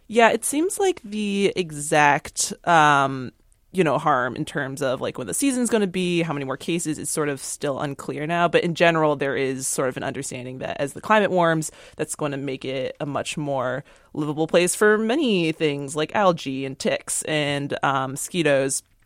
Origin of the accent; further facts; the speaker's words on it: East Coast, United States; now in Seattle, United States; I'm from the East Coast